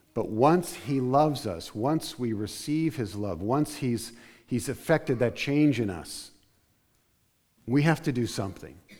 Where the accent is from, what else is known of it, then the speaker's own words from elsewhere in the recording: New Jersey, United States; also born or lived in Arizona; I consider myself from South Jersey